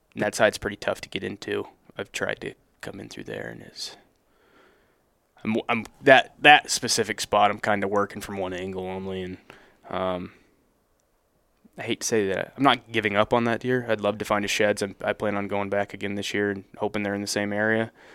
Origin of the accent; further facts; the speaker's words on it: Northern Vermont, United States; I'm from Northern Vermont